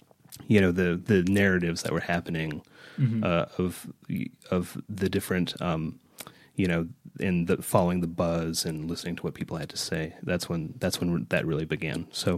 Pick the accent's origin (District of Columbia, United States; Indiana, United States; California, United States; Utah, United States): Utah, United States; Park City; As I never get tired of telling people, I grew up in Park City. I'm a native Parkite.